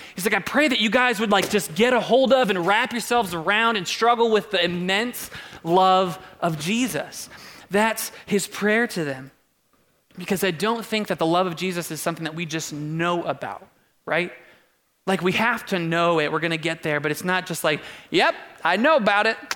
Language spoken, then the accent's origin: English; Doylestown, Ohio, United States; We grew up in Doylestown, like haven't seen a lot outside of a couple oak trees